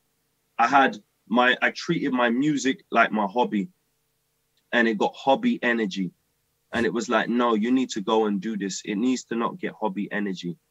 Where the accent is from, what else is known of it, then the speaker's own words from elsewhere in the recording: London, United Kingdom; growing up in Deptford, Blue Bar